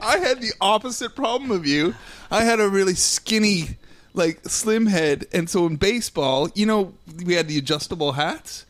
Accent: Nova Scotia, Canada; also born or lived in United Kingdom; now in Los Angeles, United States; I'm from Nova Scotia, so I'm I'm from the East Coast as well.

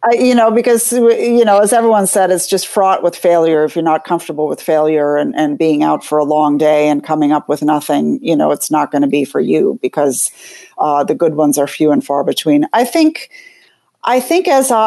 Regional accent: Minneapolis, Minnesota, United States; moved away as an adult; now in New York City, United States; I'm from Minneapolis. I'm in the Midwest originally, where we moved to the East Coast in 1991

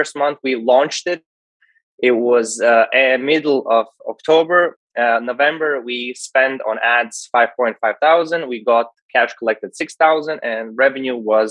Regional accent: Latvia; I'm from Latvia, a small market locally.

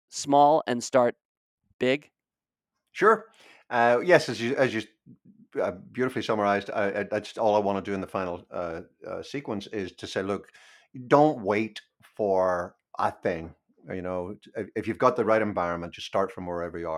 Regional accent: Belfast, Northern Ireland, United Kingdom; I was born in Belfast and I grew up during the 30 year civil war that we had there

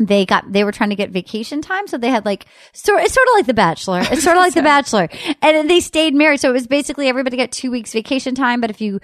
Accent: New England, United States; I grew up in New England where they were all like these sort of like bouncy ponytail field hockey playing tennis girls.

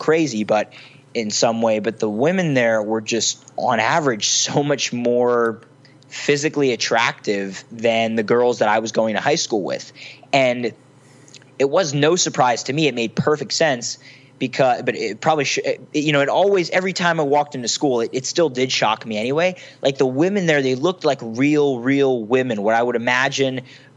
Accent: Philadelphia, Pennsylvania, United States; I was from Philly. I wasn't from San Francisco

